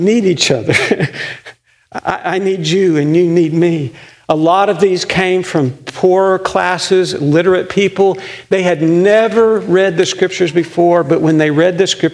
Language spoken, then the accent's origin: English; United States; as Americans, and sometimes especially as American Christians